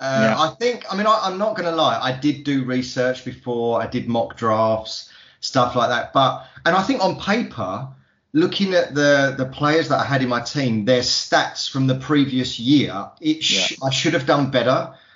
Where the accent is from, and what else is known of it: East of England, United Kingdom